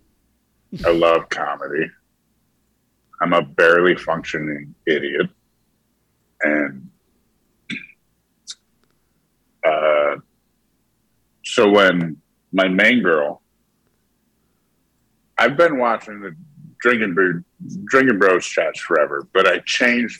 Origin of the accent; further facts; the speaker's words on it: New York, United States; So I'm from New York